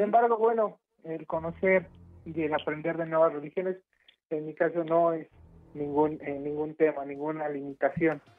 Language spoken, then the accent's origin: Spanish; Turkey; Spanish is a second language; moved away as an adult; now in Mexico; soy de Turquía